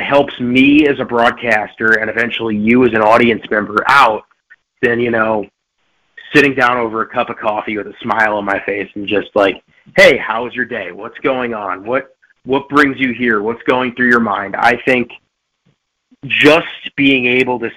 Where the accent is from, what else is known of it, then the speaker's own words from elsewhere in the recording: New Jersey, United States; I'm from Jersey